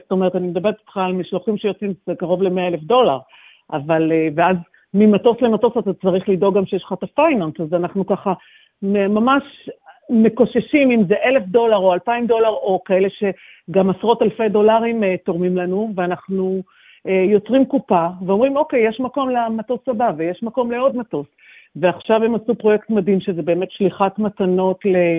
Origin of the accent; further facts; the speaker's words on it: Ra'anana, Central District, Israel; moved away as an adult; also born or lived in Sydney, Australia; now in Melbourne, Australia; המשפחות שלנו הן במרכז, אנחנו מרעננה ובעלים מגני תקווה